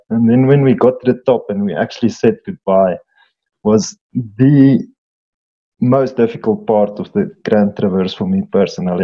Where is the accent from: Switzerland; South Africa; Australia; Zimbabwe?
South Africa; Eastern Free State; I'm from the Eastern Free State, one of the most beautiful areas in our country